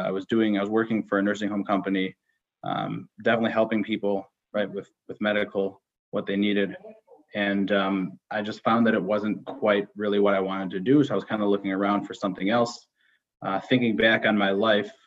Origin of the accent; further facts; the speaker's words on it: Skokie, Illinois, United States; also born or lived in Israel / Northbrook, Illinois; I grew up born and raised in Skokie, Illinois.